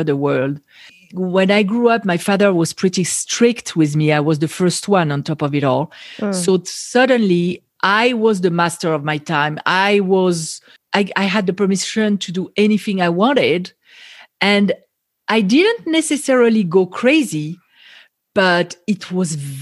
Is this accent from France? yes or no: yes; France; accent: French; English is a second language; moved away as an adult; also born or lived in Israel; now in Las Vegas, United States; So I grew up in France, and at the age of 18, I lived to go to college in Israel